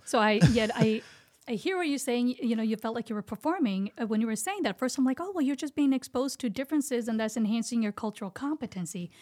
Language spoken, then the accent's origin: English; India; English is a second language; moved away; Indian, woman, height, not having English is my first language